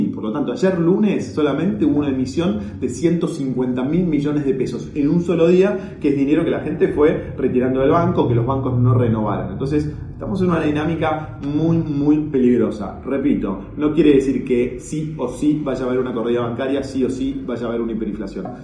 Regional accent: Argentina; Mi visión es que lo que fallamos somos nosotros los argentinos.

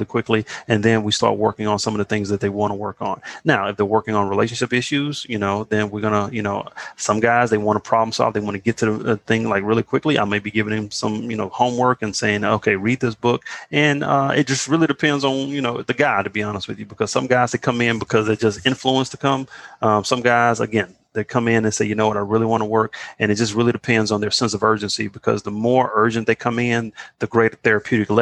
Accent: Beaumont, Texas, United States; I'm from Beaumont, Texas

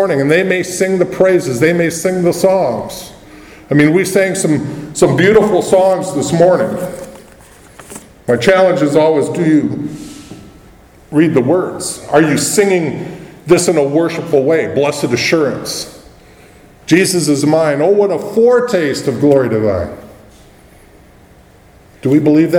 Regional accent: United States; As an American

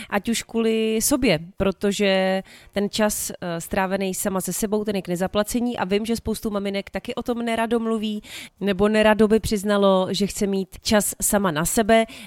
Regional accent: Moravia, Czechia; also born or lived in Plzeň Region; Pamatuju si dětství hodně na Moravě, kde jsem trávila čas u jedné babičky a pak taky na Plzeňsku, kde jsem trávila čas u druhé babičky.

